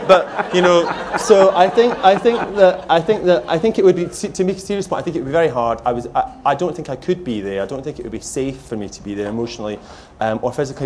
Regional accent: Lanarkshire, Scotland, United Kingdom; moved away; my family are there, and it's the place that shaped me

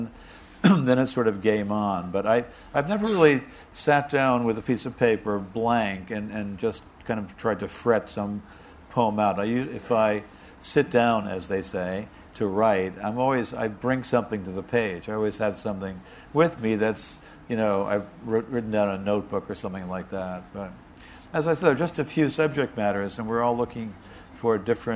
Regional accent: United States; as an American

